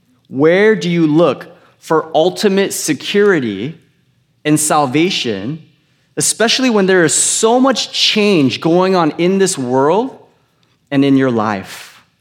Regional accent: California, United States; I went to UC Riverside. I grew up in Orange County, you guys heard.

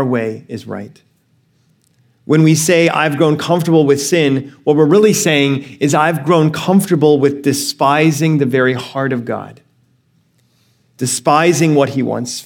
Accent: Alabama, United States; now in California, United States; I grew up in Alabama for most of my life and before I moved to California

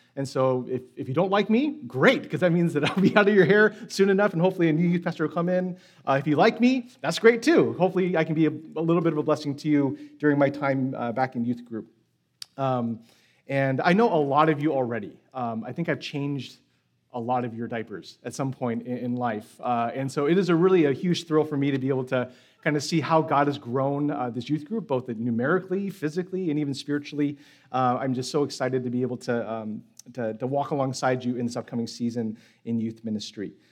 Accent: San Francisco, California, United States; moved away; I'm from San Francisco, so that means I am a Giants fan

